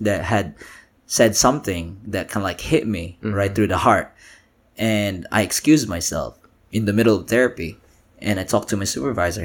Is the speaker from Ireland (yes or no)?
no; Philippines; first language Tagalog; English is a second language; now in Austin, United States; I'm from the Philippines.